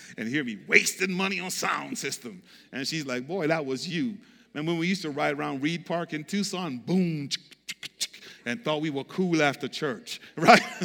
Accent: U.S. Virgin Islands; moved away; I grew up on Saint Croix, um, beach, coconut

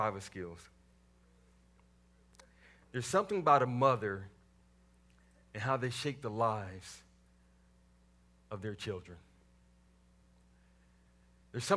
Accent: Waco, Texas, United States; moved away; I grew up in the south side of Waco, Texas

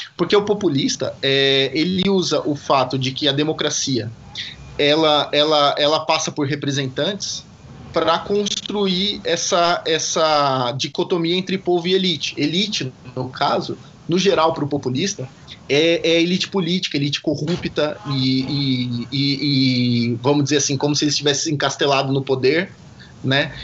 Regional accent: Brazil

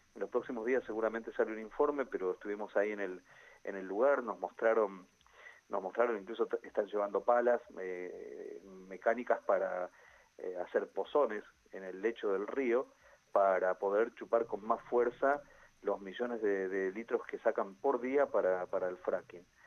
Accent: Centenario, Neuquén, Argentina; Yo soy nacido y criado en Centenario

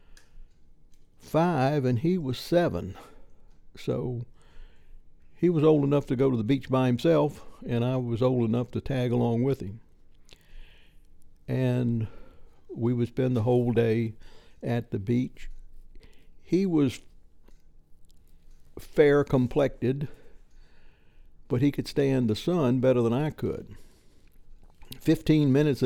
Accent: Petersburg, Virginia, United States; I was born in Petersburg, Virginia

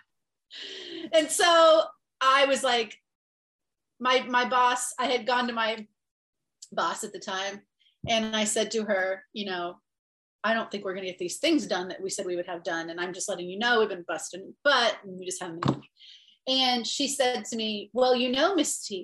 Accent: Ohio, United States; I grew up in Ohio and it's a very religious state.

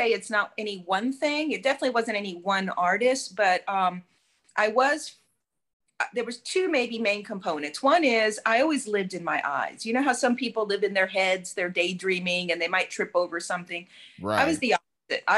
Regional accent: Houston, Texas, United States; also born or lived in Cuba; now in Florida, United States; I grew up in Houston

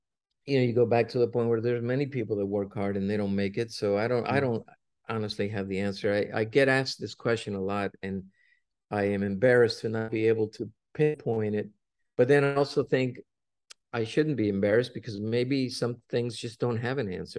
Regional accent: Cuba; now in United States; when we came from Cuba, we were forced to go to Mexico first. And of course, when we left Cuba, we had nothing, because Castro took everything from us.

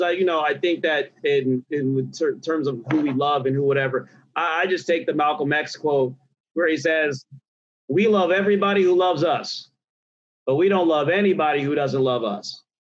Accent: Nigeria; I'm Nigerian. And culturally there are a lot of differences, a lot of shifts. And honestly, I came from a culture where they would check you, especially being a Nigerian boy

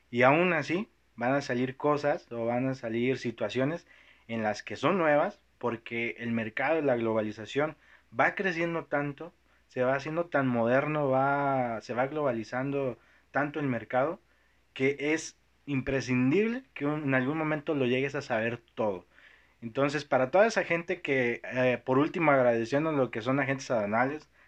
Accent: Toluca, State of Mexico, Mexico; now in Monterrey, Mexico; es del centro, pero soy de Toluca, así es.

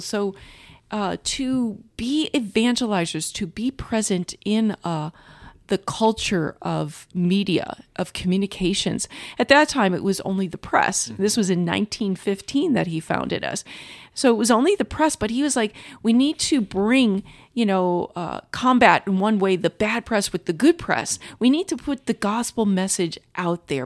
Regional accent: St. Louis, Missouri, United States; moved away as an adult; now in Culver City, United States; I'm originally from Saint Louis, Missouri

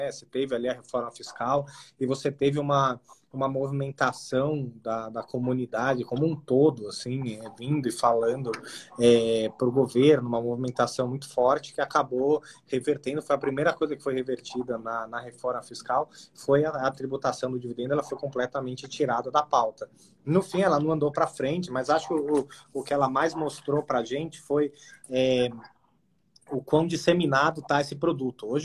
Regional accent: Brazil

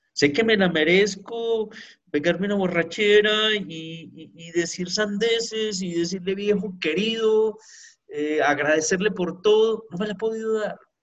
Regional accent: Pereira, Risaralda, Colombia; así somos de Pereira, de Colombia, con ese sabor caribeño

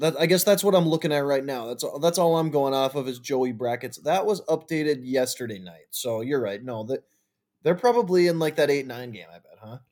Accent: Minnesota, United States; as a Minnesotan

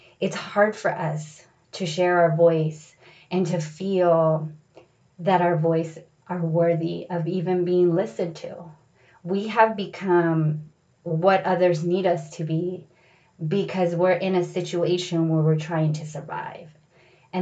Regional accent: San Diego, California, United States; born or raised there; moved away as an adult; also born or lived in Los Angeles

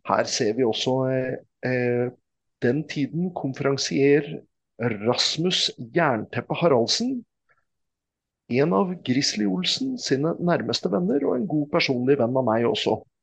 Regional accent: Oslo, Norway; also born or lived in Mortensrud; jeg er jo fra Oslo

